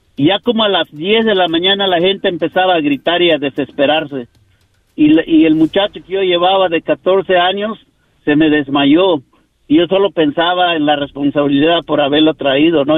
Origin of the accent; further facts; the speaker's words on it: Yucatán, Mexico; now in United States; de México, de Yucatán.